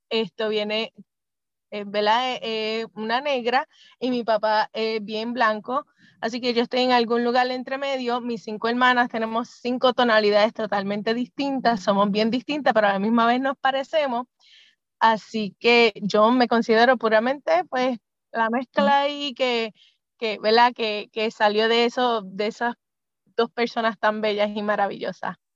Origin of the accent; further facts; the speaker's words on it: Germany; born there; yo nací en Alemania, realmente porque mi papá era militar y en mi casa somos cinco hermanas y pues nos repartieron así el nacimiento por el mundo y a mí me tocó en Alemania